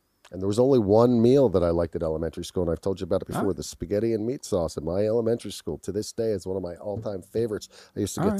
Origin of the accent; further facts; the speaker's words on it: Philadelphia, Pennsylvania, United States; I grew up in Philadelphia. We had a fireplace.